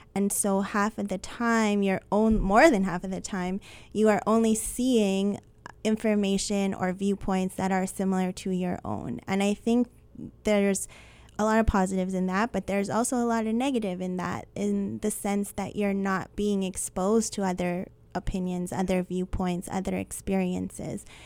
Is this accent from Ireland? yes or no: no; Winnipeg, Manitoba, Canada; I was born and raised in Winnipeg.